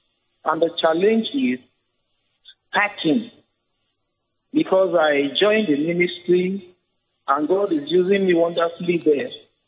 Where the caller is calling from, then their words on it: Jalingo, Taraba, Nigeria; Good evening, sir. I'm calling from Jalingo.